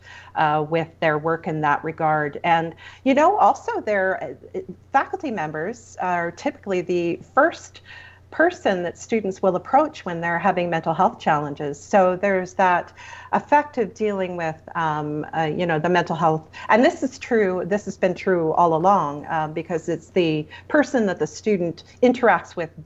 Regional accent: Ontario, Canada; now in Alberta, Canada; I come from Ontario originally

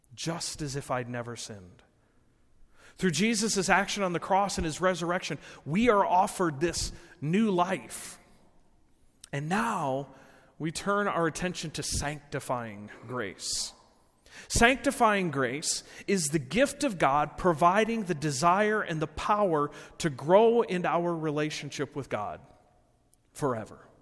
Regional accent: Rockford, Illinois, United States; I was born and raised in Rockford

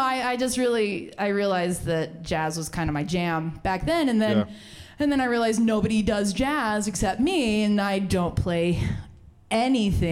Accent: Las Vegas, Nevada, United States; now in Ogden, United States; I'm from Vegas

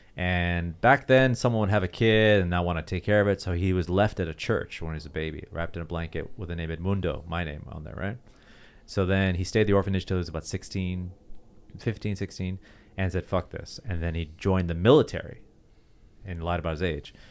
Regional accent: Toronto, Ontario, Canada; moved away; my hometown, Toronto

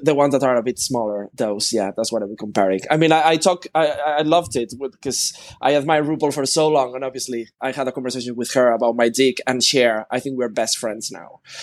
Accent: Spain; I am Spanish

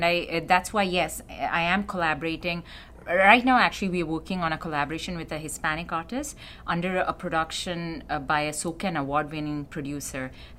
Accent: Canada; I'm a Canadian-Canadian.

